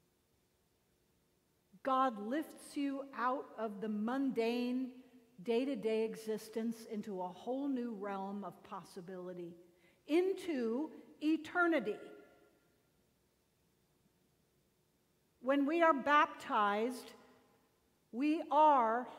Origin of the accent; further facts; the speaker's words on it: Connecticut, United States; now in Florida, United States; I'm from Connecticut